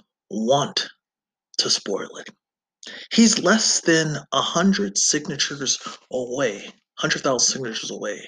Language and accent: English; United States